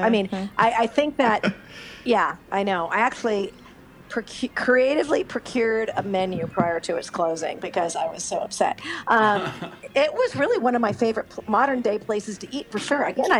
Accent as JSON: {"language": "English", "town": "Los Angeles", "region": "California", "country": "United States", "tie": "born or raised there", "said": "the San Fernando Valley where I grew up."}